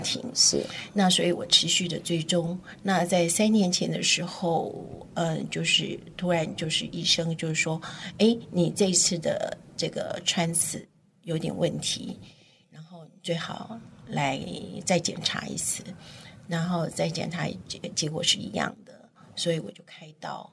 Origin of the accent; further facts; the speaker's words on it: Keelung, Taiwan; also born or lived in Taipei; 我是在基隆长大的基隆，对，OK。我现在还是住在基隆